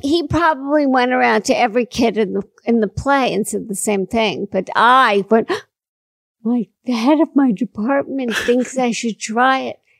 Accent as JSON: {"language": "English", "town": "Washington", "region": "District of Columbia", "country": "United States", "tie": "born or raised there", "said": "I was born in Washington, Washington D.C."}